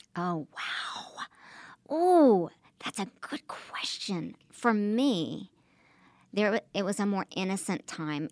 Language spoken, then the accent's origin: English; Oklahoma, United States; moved away; also born or lived in New York / Los Angeles; I'm from Oklahoma